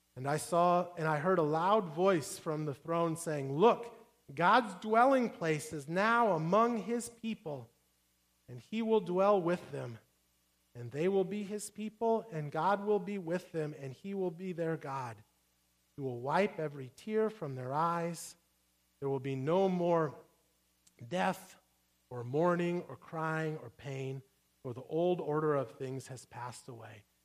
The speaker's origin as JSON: {"language": "English", "region": "Midwest", "country": "United States", "tie": "born or raised there", "said": "I grew up saying pop cans, I'm from the Midwest"}